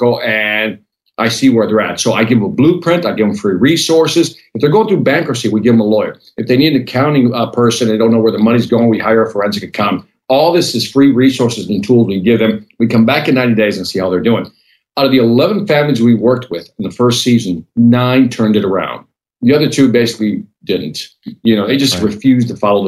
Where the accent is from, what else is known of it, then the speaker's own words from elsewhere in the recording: Chicago, Illinois, United States; born and raised in Chicago, inner city